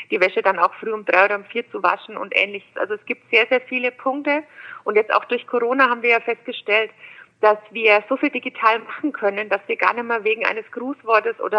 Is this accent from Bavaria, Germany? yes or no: yes; Bamberg, Bavaria, Germany; ich bin in Bamberg geboren, bin auch in Bayern in die Schule gegangen, habe in München und Berlin studiert, habe drei Kinder